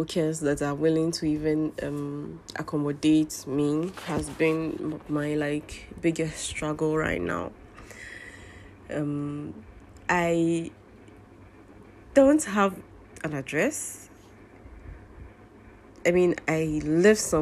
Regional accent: Ghana; I'm Ghanaian Muslim living in Ghana

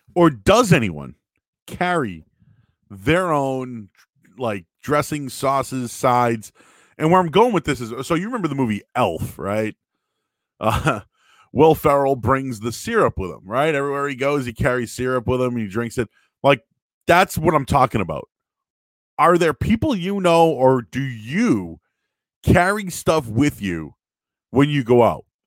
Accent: Boston, Massachusetts, United States; also born or lived in North Shore, Massachusetts; I grew up in Boston.

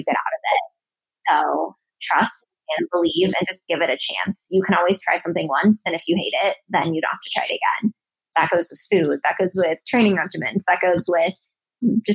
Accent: Denver, Colorado, United States; I'm from Denver. Well, Denver area

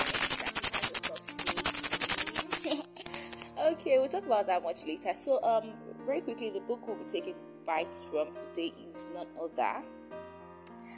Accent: Nigeria; It's like how we have our reunions here in Nigeria. I'm a Nigerian

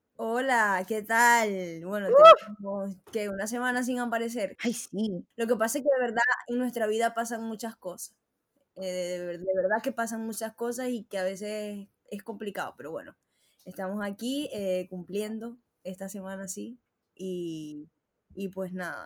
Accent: Maracaibo, Zulia, Venezuela; moved away; Nosotros somos maracucha

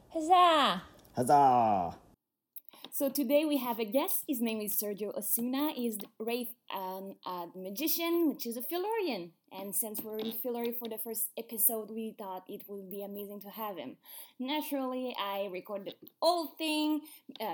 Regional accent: Quebec, Canada; first language French; English is a second language

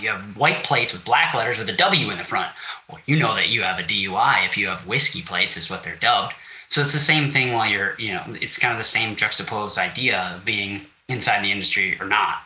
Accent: Wisconsin, United States; I'm from Wisconsin.

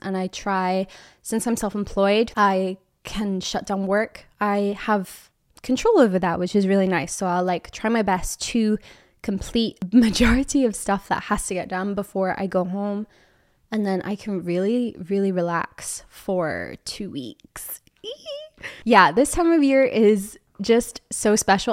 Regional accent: Edinburgh, Scotland, United Kingdom; moved away; I'm from Edinburgh, Scotland

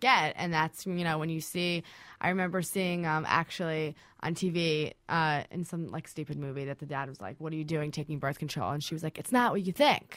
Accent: New Jersey, United States; I am from New Jersey originally

